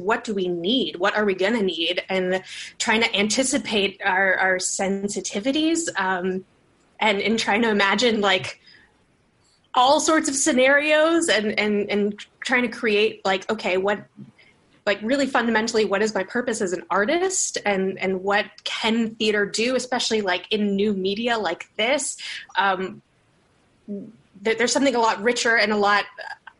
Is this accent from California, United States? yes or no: no; Miami, Florida, United States; Miami as my home because I was born and raised there.